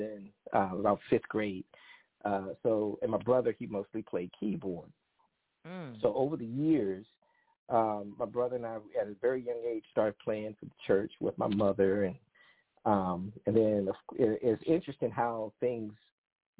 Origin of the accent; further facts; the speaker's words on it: Maryland, United States; I am calling from Kensington, Maryland, born and raised in Maryland